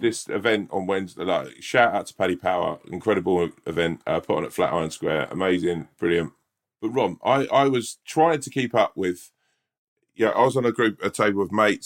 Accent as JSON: {"language": "English", "region": "England", "country": "United Kingdom", "said": "as an English person"}